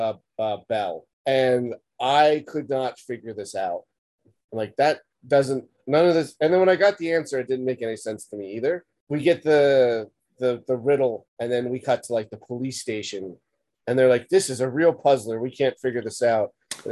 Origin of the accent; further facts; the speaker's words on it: United States; I'm American